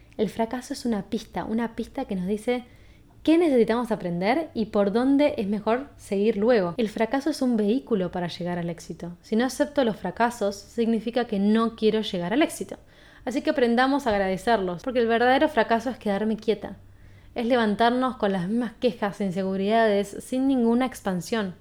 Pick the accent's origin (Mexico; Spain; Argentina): Argentina; soy de Argentina